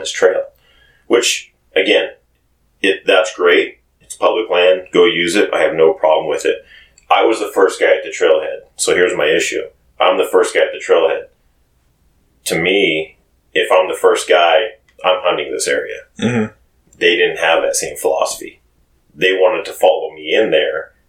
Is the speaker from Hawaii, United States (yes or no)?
no; Cascade, Idaho, United States; I grew up in Cascade